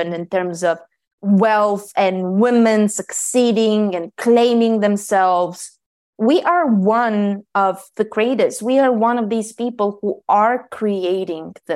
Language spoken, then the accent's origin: English; Bulgaria; I was born in Bulgaria